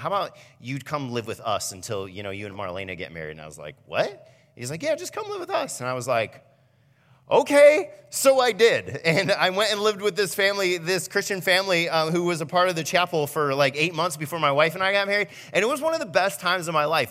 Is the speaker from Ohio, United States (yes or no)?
yes; Fremont, Ohio, United States; moved away as an adult; now in Norwalk, United States; I came from Fremont. That's where I grew up